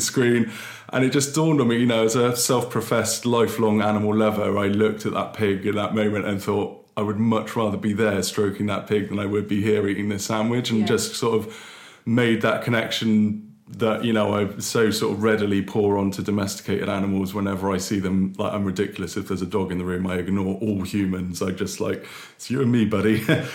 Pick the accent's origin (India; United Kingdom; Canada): United Kingdom; South Devon coast, South West England; moved away as an adult; also born or lived in Basingstoke / France / Exeter / Paris; now in Bristol, United Kingdom; I actually grew up on the South Devon coast. So I was born in Basingstoke, but my family moved to Seitan in Devon when I was about 4 years old.